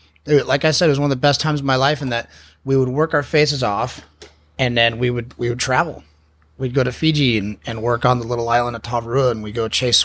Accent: La Jolla, California, United States; Yep. La Jolla High School.

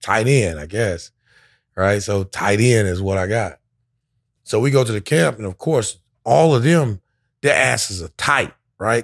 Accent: Orlando, Florida, United States; born or raised there; also born or lived in Daytona Beach, Florida

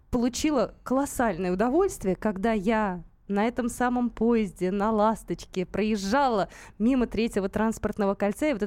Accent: Moscow, Russia; как многие москвичи, я поехал туда просто так.

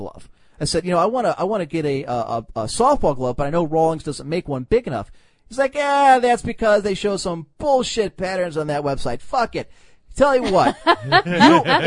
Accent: Cleveland, Ohio, United States; I'm from Cleveland

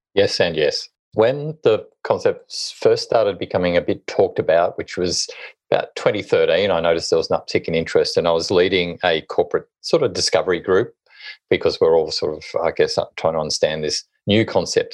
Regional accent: Hobart, Tasmania, Australia; moved away as an adult; also born or lived in Sydney; I was born and bred in Hobart, Tasmania

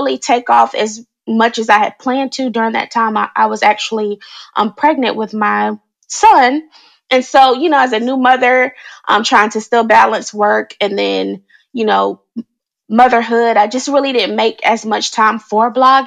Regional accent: North Carolina, United States; moved away as an adult; also born or lived in Washington, D.C.; I am originally from North Carolina, recently moved back to this area back in 2018. I was living in the DC area for about 10 years, and then I moved back to my hometown

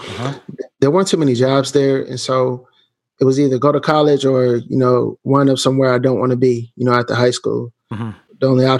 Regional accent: Canton, Ohio, United States; now in Kansas City, United States; I'm actually from Canton, Ohio, about 45 minutes away from Cleveland, 20 minutes from Akron, where LeBron James is from

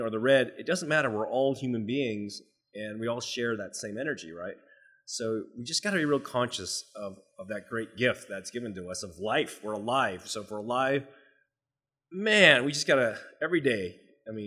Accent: United States; I'm Chinese, right? So you know what? I'm American, but I'm Chinese descent

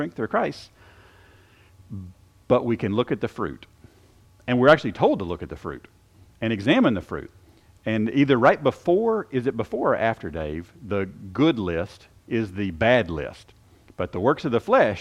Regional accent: Shelbyville, United States; we had a garden growing up in Shelbyville

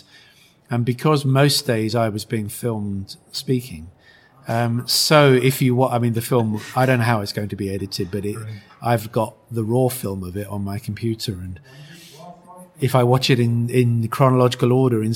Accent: United Kingdom; my home country

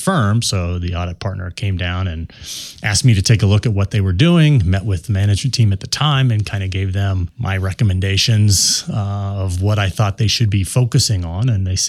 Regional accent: Denver, Colorado, United States; I'm a Denver native growing up in Colorado

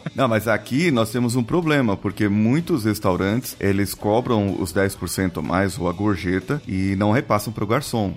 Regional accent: São Paulo, Brazil; eu sou de São Paulo

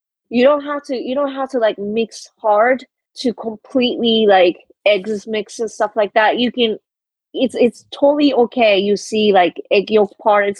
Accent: Kobe, Hyogo, Japan; now in Washington DC, United States; I'm from Kobe, which is very close to Osaka

